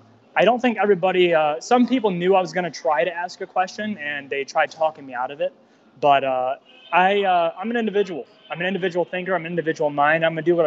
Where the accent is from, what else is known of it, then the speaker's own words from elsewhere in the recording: United States; I'm not going to go left. I'm not going to go right. I'm American. That's my party.